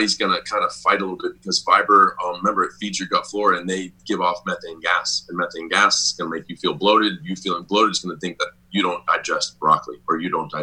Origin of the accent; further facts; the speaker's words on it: South Florida, United States; I grew up in South Florida